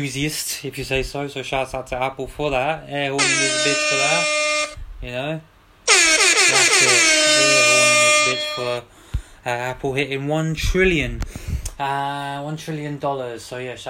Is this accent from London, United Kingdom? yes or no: yes; London, United Kingdom; Got to big up my hometown, my city